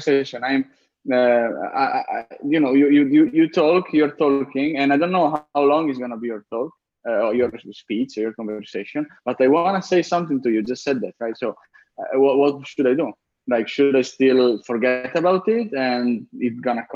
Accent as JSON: {"language": "English", "country": "Italy", "moved": "yes", "said": "I'm coming from Italy"}